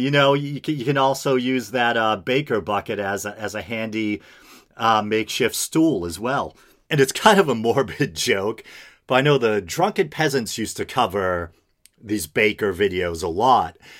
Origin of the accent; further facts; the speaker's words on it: United States; as an American